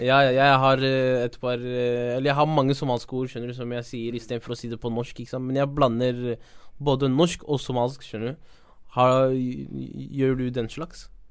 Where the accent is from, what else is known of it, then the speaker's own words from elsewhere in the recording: Norway; er født her i Norge